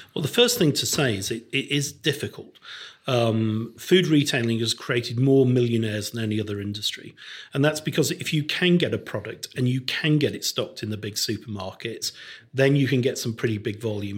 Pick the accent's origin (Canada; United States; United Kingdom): United Kingdom; Crewe, North West England; When I was growing up in Crewe in the nineteen sixties and seventies